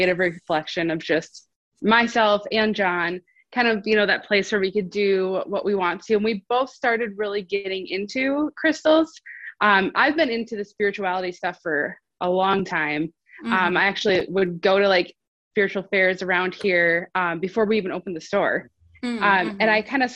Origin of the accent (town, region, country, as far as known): Wisconsin, United States; moved away as an adult; now in North Carolina, United States